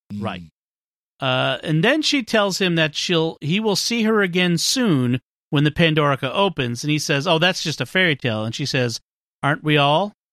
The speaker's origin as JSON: {"language": "English", "town": "Boston", "region": "Massachusetts", "country": "United States", "accent": "Boston", "said": "my Boston accent"}